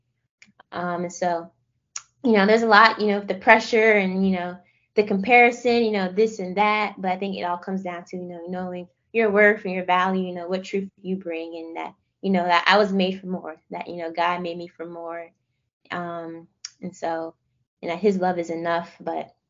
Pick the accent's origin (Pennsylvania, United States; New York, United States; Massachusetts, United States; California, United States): Pennsylvania, United States; Philadelphia; moved away; also born or lived in Florida; I'm outskirts of West Philly